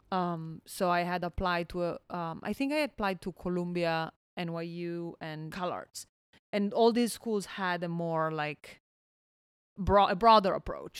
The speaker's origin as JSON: {"language": "English", "town": "Milan", "region": "Lombardy", "country": "Italy", "tie": "born or raised there", "also_born_or_lived": "Bologna / Valencia, California", "moved": "as an adult", "said": "I was born and raised in Milan."}